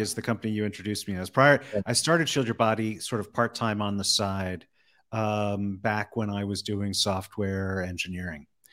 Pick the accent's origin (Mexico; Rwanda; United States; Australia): United States; East Coast; moved away as an adult; now in Las Vegas, United States; I'm originally from the East Coast, then spent a long time living on the West Coast, and then uh, ended up in Vegas